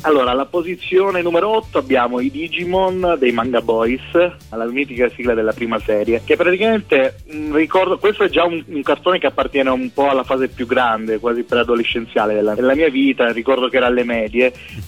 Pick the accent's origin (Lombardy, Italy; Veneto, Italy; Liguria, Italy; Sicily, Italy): Sicily, Italy; province of Syracuse; moved away as an adult; now in Turin, Italy; sono originario della provincia di Siracusa